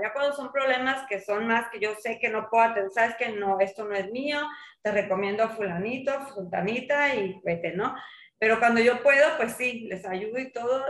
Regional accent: Sinaloa, Mexico; moved away as an adult; also born or lived in Mazatlán; now in La Paz, Mexico; yo soy de Sinaloa y pues yo salí de la universidad

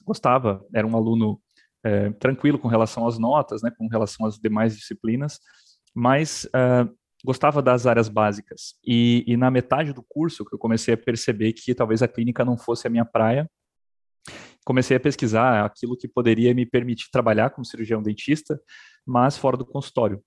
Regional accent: Paranaguá, Paraná, Brazil; also born or lived in Belgium; cidade onde eu fui criado, né, cresci em Paranaguá, no Paraná

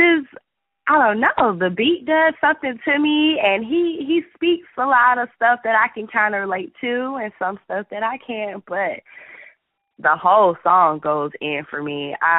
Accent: Atlanta, Georgia, United States; I told y'all I'm from Atlanta, so I have a little ratchet in me

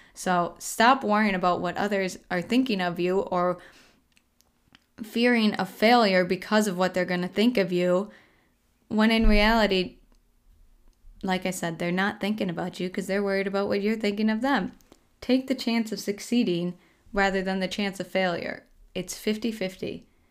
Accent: Colby, Minnesota, United States; now in Rochester, United States; I just went back to my hometown, Colby, this last weekend, which is a three-hour drive, roughly a three-hour drive from Rochester here

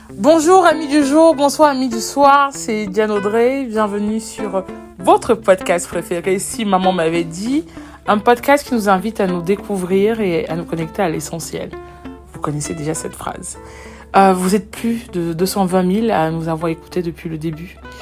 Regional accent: Cameroon; chez nous au Cameroun

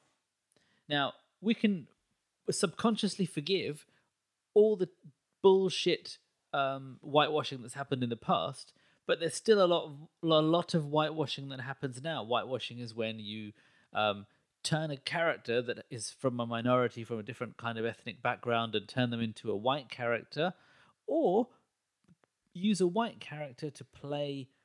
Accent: India; I'm Indian

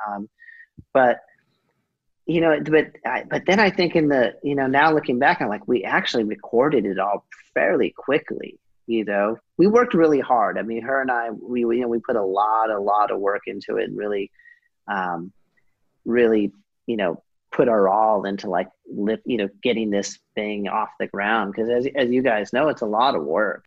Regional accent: Southern California, United States; growing up in Southern California

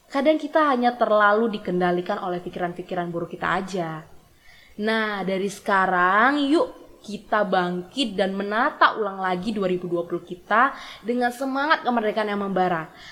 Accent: Bengkulu, Indonesia; born there; Sebenarnya nih ya, dari SMA aku emang udah seneng banget mendalami kota kelahiranku ini.

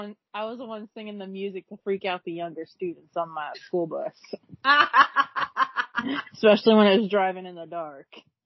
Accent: Iowa, United States; I grew up in Iowa surrounded by cornfields.

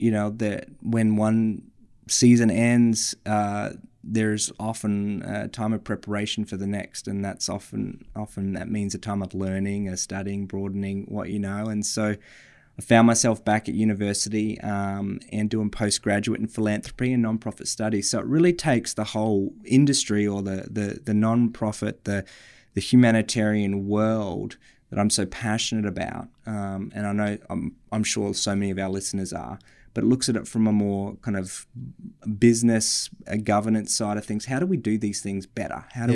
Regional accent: Australia; moved away; But we grew up in Australia together. I moved overseas, and it wasn't long after that you joined me there for a bit.

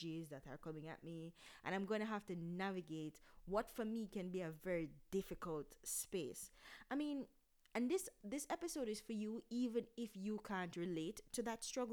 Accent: Jamaica; as Jamaicans, we, for a long time, we didn't take mental health issues seriously

